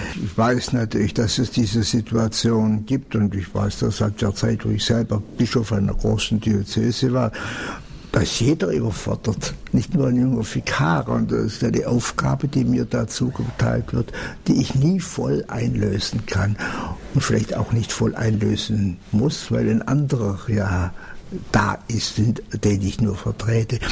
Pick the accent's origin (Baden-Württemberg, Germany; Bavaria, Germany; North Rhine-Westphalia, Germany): Bavaria, Germany; Allgäu; Ich selber bin groß geworden im Allgäu